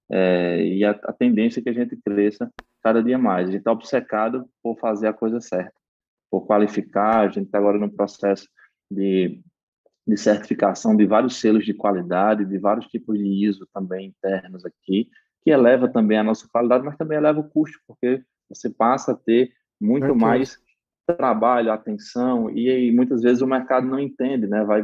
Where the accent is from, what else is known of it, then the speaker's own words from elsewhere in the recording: Northeast Region, Brazil; accent: Nordeste; porque eu tenho um sotaque arrastado, né